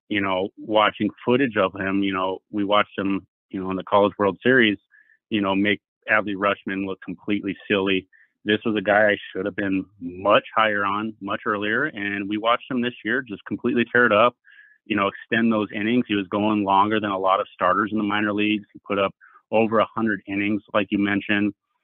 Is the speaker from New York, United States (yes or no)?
no; California, United States; moved away; I'm coming from California, moving to the Midwest.